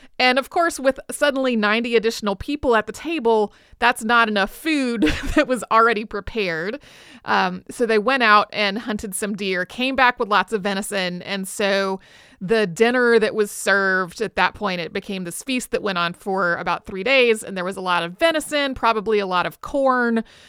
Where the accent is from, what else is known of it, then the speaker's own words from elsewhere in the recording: North Carolina, United States; I grew up in North Carolina, but they were actually doing this in the sort of Southern Virginia foothills.